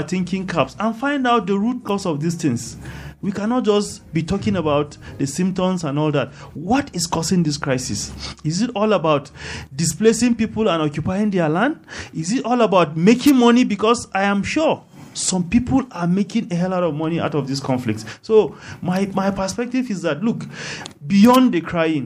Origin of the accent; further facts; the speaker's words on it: Jos North, Plateau, Nigeria; I am from Just North